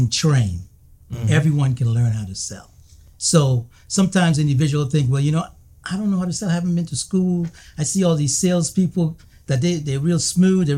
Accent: U.S. Virgin Islands; I grew up in the Virgin Islands, right? United States Virgin Islands, St. Thomas Virgin Islands.

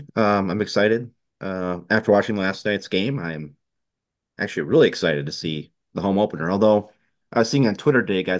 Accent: Buell, United States; my Lutheran church in my hometown of Buell

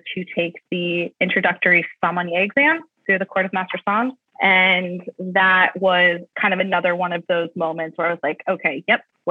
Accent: Columbus, Ohio, United States; moved away as an adult; also born or lived in United Kingdom / Tucson, Arizona; I say I'm from Columbus. My family's been here for numerous years

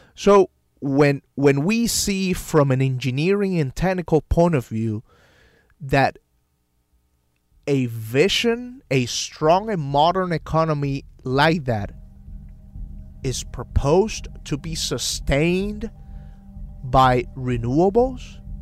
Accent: San Sebastián, Puerto Rico; moved away; my family in my hometown of San Sebastian

